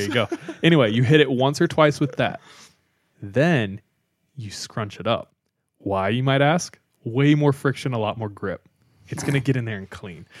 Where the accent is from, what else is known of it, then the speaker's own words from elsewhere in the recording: California, United States; I'm from California